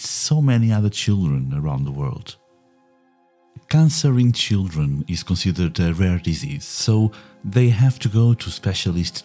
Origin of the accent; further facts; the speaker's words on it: Portugal; now in England, United Kingdom; I live in England, but I was born in Portugal